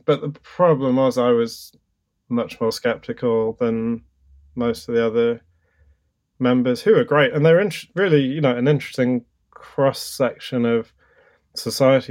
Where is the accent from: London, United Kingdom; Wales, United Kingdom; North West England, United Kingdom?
London, United Kingdom; I grew up in London